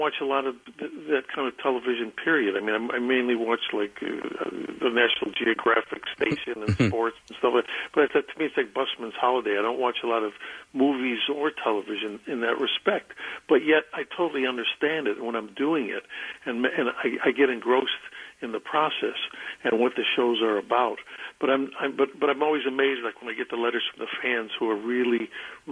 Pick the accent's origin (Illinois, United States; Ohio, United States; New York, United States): Illinois, United States; Chicago; I was from Chicago